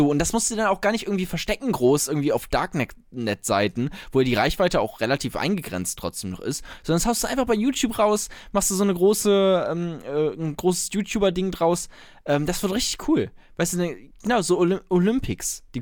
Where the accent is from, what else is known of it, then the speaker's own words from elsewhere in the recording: Germany; So, wir, wir wissen doch, wie es läuft als, als Deutsche.